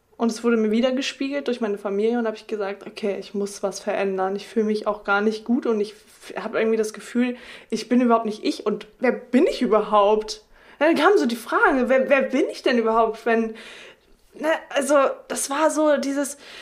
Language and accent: German; Oldenburg, Lower Saxony, Germany; now in Delmenhorst, Germany; Ich komme äh, ursprünglich aus Oldenburg, lebe jetzt in Delmenhorst